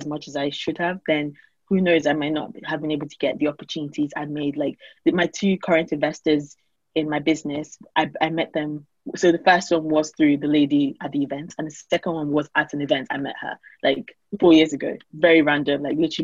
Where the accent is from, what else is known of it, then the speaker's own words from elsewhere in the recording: Nigeria; now in United Kingdom; I grew up in Nigeria